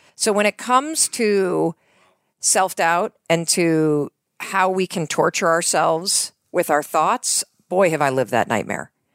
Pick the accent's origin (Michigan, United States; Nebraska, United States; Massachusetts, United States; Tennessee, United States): Michigan, United States; North Muskegon; moved away as an adult; also born or lived in New York / Boston; So I grew up in Western Michigan